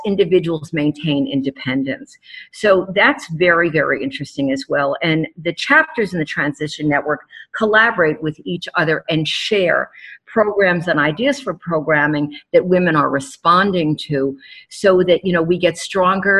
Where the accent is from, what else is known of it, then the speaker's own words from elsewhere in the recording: New York City, New York, United States; moved away; New York City, my hometown